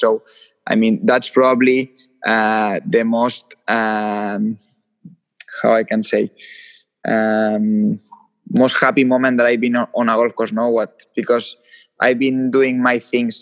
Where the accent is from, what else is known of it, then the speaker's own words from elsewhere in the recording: Lleida, Catalonia, Spain; And I'm from Lleida. It's a city which is 150 kilometers from Barcelona